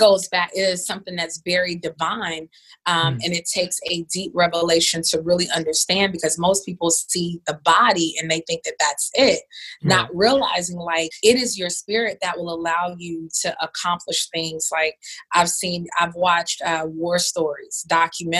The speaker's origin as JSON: {"language": "English", "town": "Atlanta", "region": "Georgia", "country": "United States", "also_born_or_lived": "Houston, Texas", "moved": "as an adult", "said": "I'm from Atlanta"}